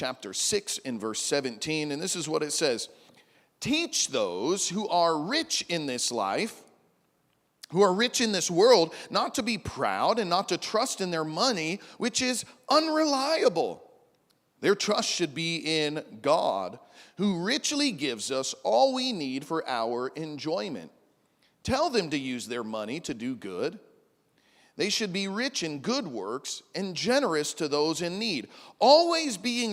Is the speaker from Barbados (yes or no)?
no; Midwest, United States; moved away as an adult; now in Big Island, Hawaii, United States; I grew up in the Midwest